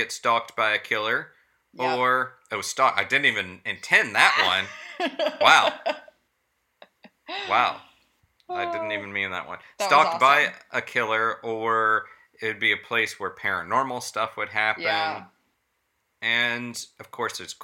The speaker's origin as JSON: {"language": "English", "region": "Florida", "country": "United States", "tie": "born or raised there", "said": "growing up in Florida"}